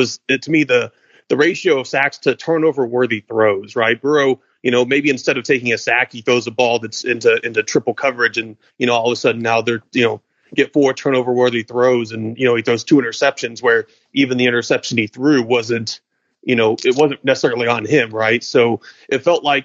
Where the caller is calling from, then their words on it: Louisville, Kentucky, United States; I'm calling from Louisville